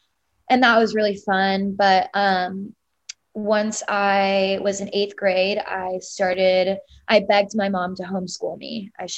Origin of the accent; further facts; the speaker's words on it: Marietta, Georgia, United States; I grew up in a suburb of Atlanta. It's called Marietta, quite a large suburb if you're familiar with the Atlanta area.